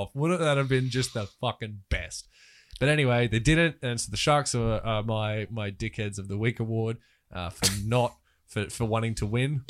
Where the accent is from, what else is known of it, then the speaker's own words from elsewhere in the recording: Australia; as an Australian